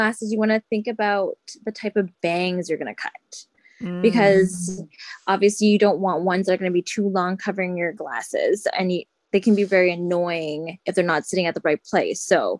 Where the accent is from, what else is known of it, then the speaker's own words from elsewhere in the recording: Philippines; So say for myself, I'm Filipino.